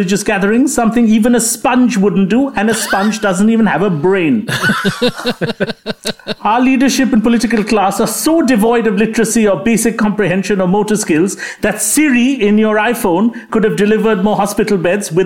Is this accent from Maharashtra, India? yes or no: no; West Bengal, India; my home state of West Bengal